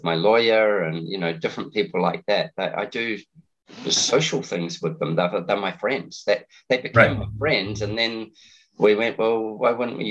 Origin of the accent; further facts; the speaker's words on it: New Zealand; also born or lived in Steamboat Springs, Colorado; now in Australia; I'm a Kiwi, but I live in Australia